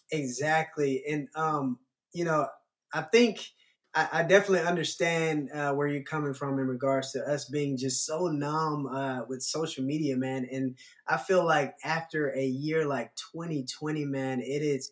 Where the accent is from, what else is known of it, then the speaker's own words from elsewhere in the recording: Atlanta, Georgia, United States; growing up in Atlanta